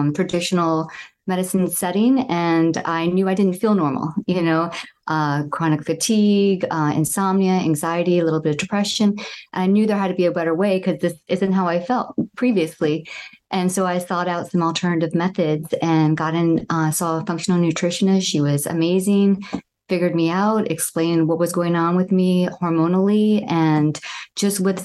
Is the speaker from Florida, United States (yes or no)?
yes; Southwest Florida, United States; I grew up in Southwest Florida near the Everglades